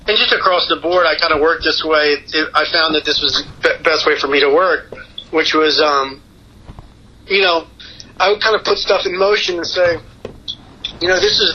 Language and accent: English; Baltimore, Maryland, United States; moved away as an adult; also born or lived in New York / Los Angeles; I'm from the Baltimore area. I lived, when I moved out after college, I was up in New York for a couple of years, and then I was in L.A. for a decade.